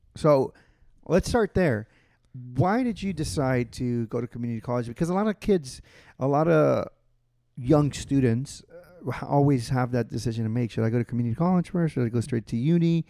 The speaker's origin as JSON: {"language": "English", "town": "Houston", "region": "Texas", "country": "United States", "tie": "born or raised there", "said": "it's my hometown"}